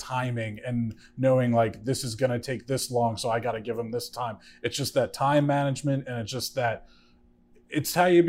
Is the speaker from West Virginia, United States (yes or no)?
no; Bergen County, New Jersey, United States; also born or lived in Hoboken; now in Jersey City, United States; Now, having grown up in Jersey City, see, I've only lived here for a little over 2 years, lived in Hoboken right before then, but I grew up in Bergen County